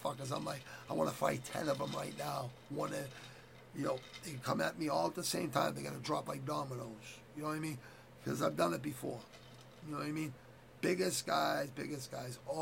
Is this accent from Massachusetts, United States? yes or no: yes; Quincy, Massachusetts, United States; I grew up in Southwest Quincy